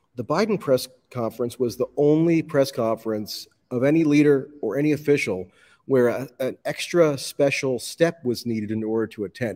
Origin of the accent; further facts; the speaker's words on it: United States; as an American